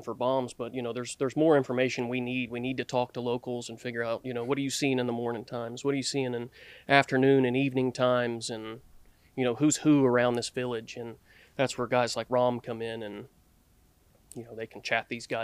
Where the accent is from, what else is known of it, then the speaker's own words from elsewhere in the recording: Knoxville, Tennessee, United States; I'm from East Tennessee, Knoxville